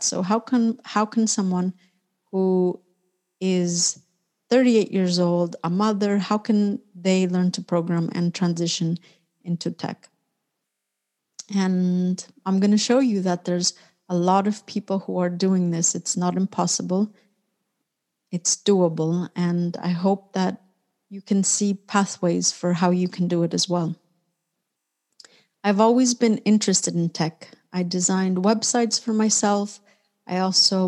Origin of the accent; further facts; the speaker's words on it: Orange County, California, United States; moved away as an adult; also born or lived in Mexico City, Mexico / San Francisco Bay Area, United States; now in Barcelona, Spain; I was born in Mexico City, and I grew up in Orange County, which is a city or an area about 1 hour south of Los Angeles.